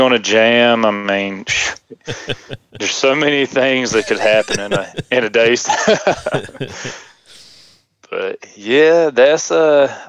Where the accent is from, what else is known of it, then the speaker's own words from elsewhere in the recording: North Carolina, United States; I'm from North Kakalaki. There you go. That's North Carolina in layman's terms.